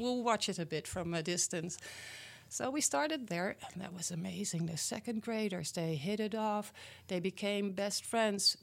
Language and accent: English; Netherlands; English is a second language; moved away as an adult; now in Milwaukee area, United States; Well, I was born and raised in the Netherlands, in Europe.